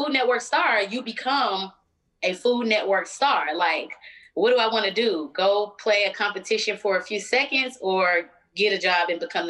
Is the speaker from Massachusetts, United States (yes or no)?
no; Philadelphia, Pennsylvania, United States; accent: country twang; So, you know, I talk a little different. I got a country twang. I'm from Philly, but Atlanta is all up inside of me.